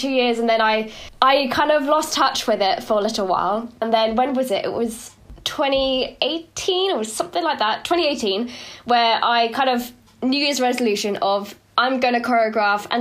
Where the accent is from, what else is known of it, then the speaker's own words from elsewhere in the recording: United Kingdom; I'm so British